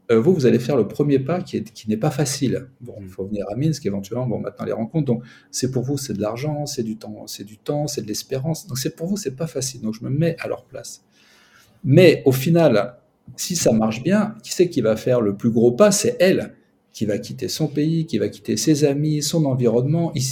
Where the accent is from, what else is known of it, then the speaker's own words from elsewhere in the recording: southern France, France; now in Moscow, Russia; Moi je suis plutôt du sud